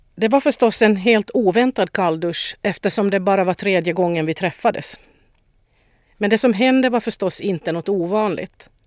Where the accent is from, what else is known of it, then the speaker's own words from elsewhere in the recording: Vaasa, Ostrobothnia, Finland; moved away as an adult; also born or lived in Stockholm, Sweden; now in Sweden; Jag är född och uppvuxen i Vasa